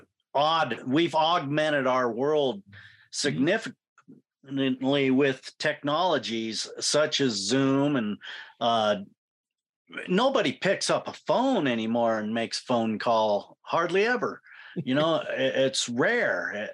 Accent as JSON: {"language": "English", "town": "Clarkston", "region": "Washington", "country": "United States", "tie": "born or raised there", "said": "And I was raised in Clarkston."}